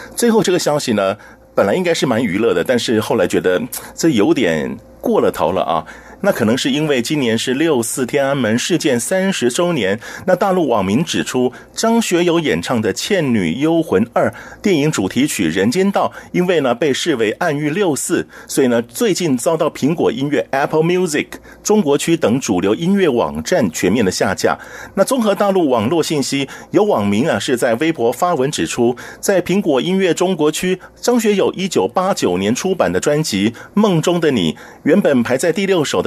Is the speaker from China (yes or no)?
no; Taiwan; 我实在台湾这么久了